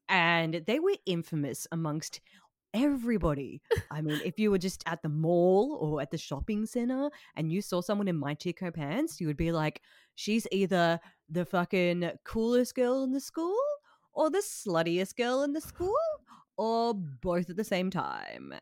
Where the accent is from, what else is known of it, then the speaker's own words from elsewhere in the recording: Tasmania, Australia; I am from Tasmania